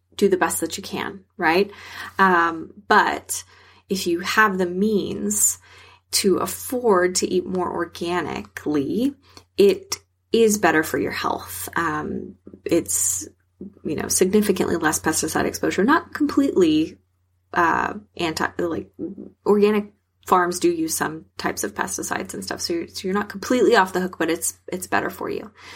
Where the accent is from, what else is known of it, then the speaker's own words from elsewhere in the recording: South Texas, United States; I'm from South Texas